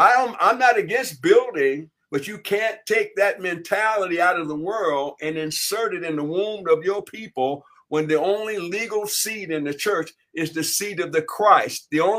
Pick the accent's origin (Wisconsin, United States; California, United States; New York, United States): California, United States; Hollywood; I was raised in Hollywood.